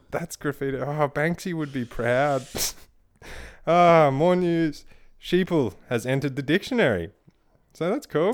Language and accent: English; Australia; I'm Australian